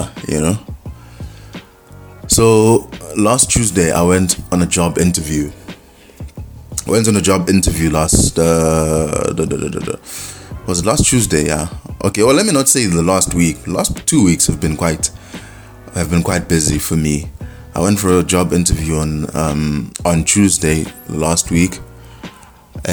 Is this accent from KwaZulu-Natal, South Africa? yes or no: yes; Ulundi, KwaZulu-Natal, South Africa; moved away; Ulundi, my hometown.